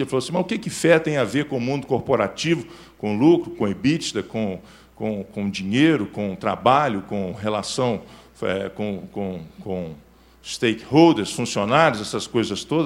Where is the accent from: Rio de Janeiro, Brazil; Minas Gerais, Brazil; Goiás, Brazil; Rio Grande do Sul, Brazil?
Minas Gerais, Brazil; Belo Horizonte; sou nascido em Belo Horizonte, criado em Belo Horizonte